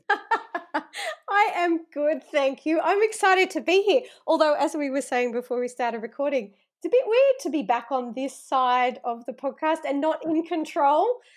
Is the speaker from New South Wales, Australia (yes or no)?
yes; Penrith, New South Wales, Australia; I grew up in Penrith, out in the western suburbs of Sydney